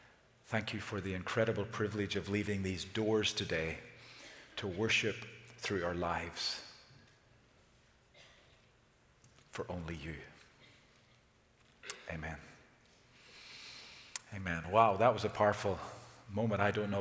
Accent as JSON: {"language": "English", "country": "Ireland", "said": "We Irish"}